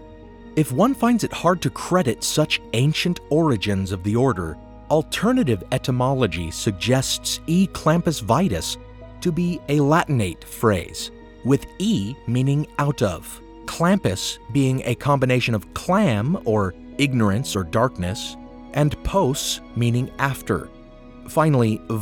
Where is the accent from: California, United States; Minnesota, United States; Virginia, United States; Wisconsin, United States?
California, United States; my home state of California